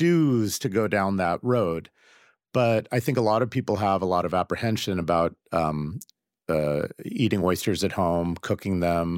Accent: Seattle, Washington, United States; I grew up in Seattle

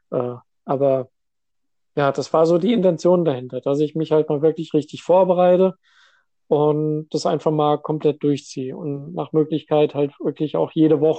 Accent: Hesse, Germany; ich bin ja seit vier Jahren bin ich jetzt äh, hier, beziehungsweise seit fünf Jahren hier im Norden. Ich komme hier ursprünglich aus Hessen.

